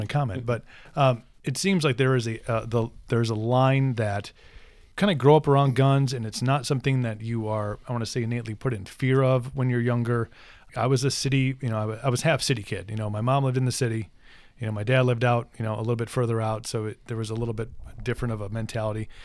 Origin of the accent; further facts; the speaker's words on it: United States; also born or lived in Ireland; as an American